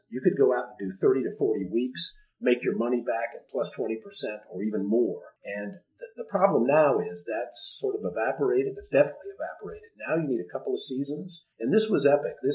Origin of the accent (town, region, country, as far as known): Dayton, Ohio, United States; born or raised there; moved away